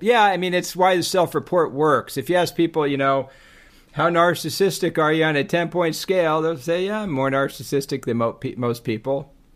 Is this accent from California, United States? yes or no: yes; Laguna Beach, California, United States; I'm from Laguna and I'm a surfer.